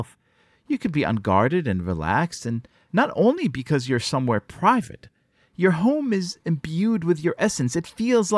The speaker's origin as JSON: {"language": "English", "country": "Israel", "tie": "born or raised there", "moved": "yes", "lives_now": "New York, United States", "said": "I grew up in Israel, where the practice isn't observed"}